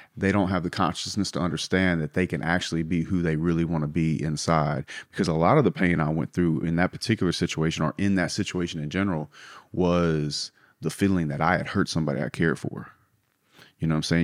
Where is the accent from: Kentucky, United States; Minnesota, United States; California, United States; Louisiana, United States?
Louisiana, United States; South; I grew up in South Louisiana